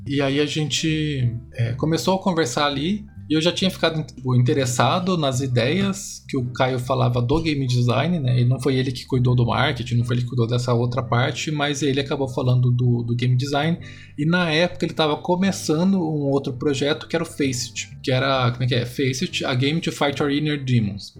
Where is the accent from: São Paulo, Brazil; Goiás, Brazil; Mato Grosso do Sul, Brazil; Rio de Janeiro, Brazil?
Mato Grosso do Sul, Brazil; Dourados; Dourados, Mato Grosso do Sul, né, de onde eu nasci